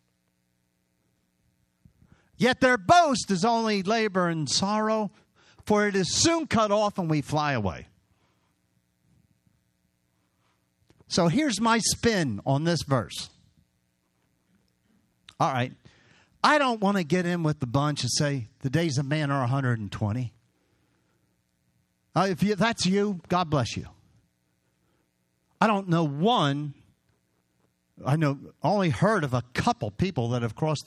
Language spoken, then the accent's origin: English; Hatboro, Pennsylvania, United States; moved away; I grew up on Byberry Road in Hatboro